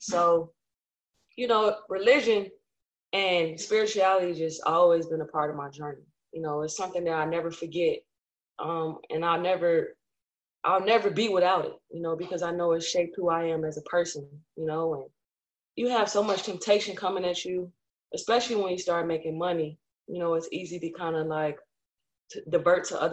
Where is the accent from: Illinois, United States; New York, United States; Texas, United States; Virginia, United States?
Illinois, United States; Chicago; also born or lived in California; My mom was a housewife, and we moved to Chicago.